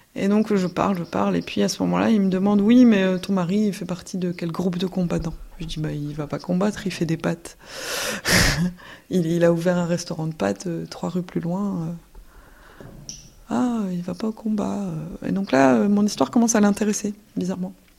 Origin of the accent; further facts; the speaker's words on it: Belgium; j'ai 29 ans, je suis belge